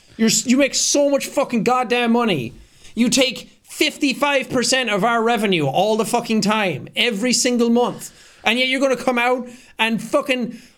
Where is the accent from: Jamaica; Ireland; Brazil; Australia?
Ireland; I come from Ireland. You can't tell anymore because my accent is kind of fucked.